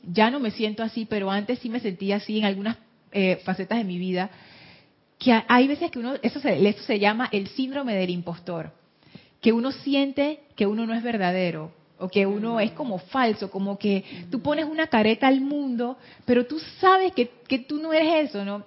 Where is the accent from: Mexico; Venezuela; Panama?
Panama; Soy mujer, soy panameña